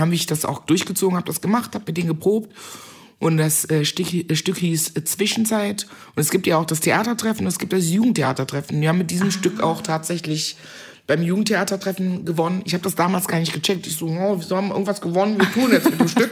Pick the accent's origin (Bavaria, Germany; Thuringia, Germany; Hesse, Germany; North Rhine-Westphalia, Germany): North Rhine-Westphalia, Germany; Meckenheim; accent: Kölsch; in Meckenheim, das ist so eine kleine Stadt bei Bonn, wo ich groß geworden bin